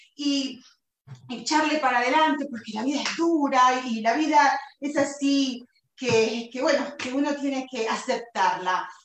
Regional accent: Buenos Aires, Argentina; moved away; nací en Buenos Aires, Argentina, hace 47 años

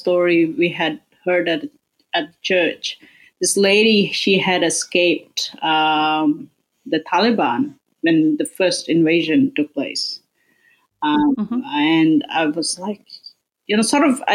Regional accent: Melbourne, Victoria, Australia; I'm from Melbourne

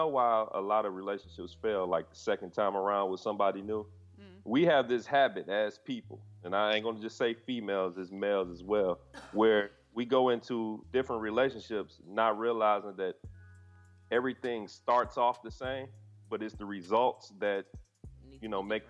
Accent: Detroit, Michigan, United States; I know that because I'm from Detroit.

